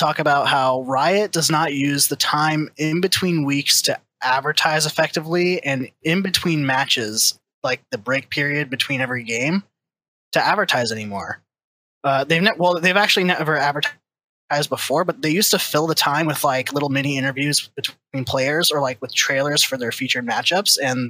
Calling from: Santa Clarita, California, United States; I'm calling from Santa Clarita, California.

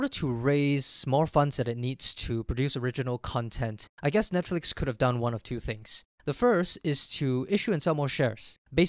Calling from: Singapore; I'm calling in from Singapore.

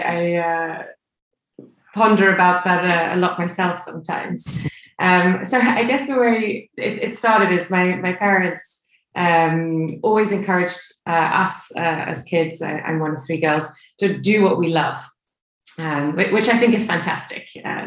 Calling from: Stockholm, Stockholm County, Sweden; I'm calling you from Stockholm this morning

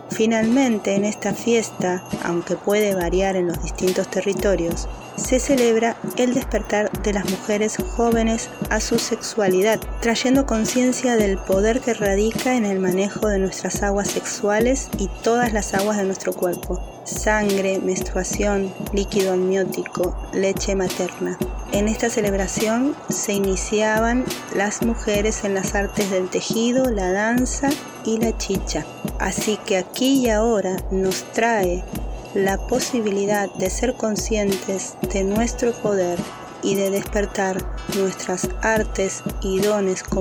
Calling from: Patagonia, Argentina; Les saludo desde Puelmapu, territorio mapuche del este, conocido actualmente como Patagonia Argentina.

